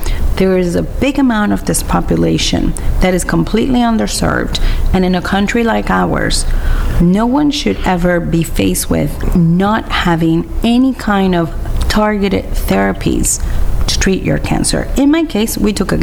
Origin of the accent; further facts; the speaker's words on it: Puerto Rico; moved away as an adult; now in California, United States; I'm born and raised in Puerto Rico. And I moved to California in 1994